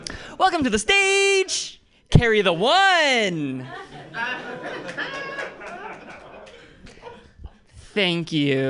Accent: Oakland, California, United States; I'm from Oakland, which means I dodged 3 bullets

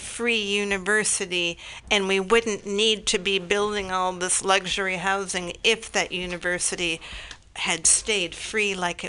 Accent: San Jose, California, United States; when I was growing up in San Jose

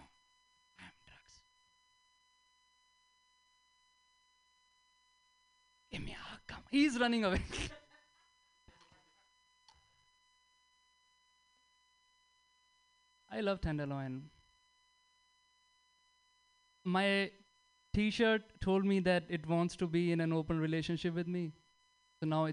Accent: India; moved away as an adult; now in United States; I'm Indian, I don't get it, I'm on visa.

